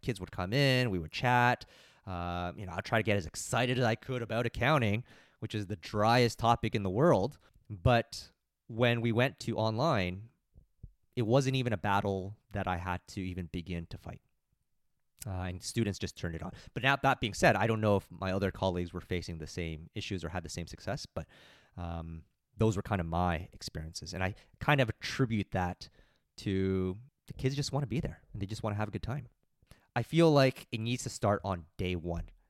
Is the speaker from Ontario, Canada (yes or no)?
yes; Mississauga, Ontario, Canada; I don't live too far away. I'm from Mississauga.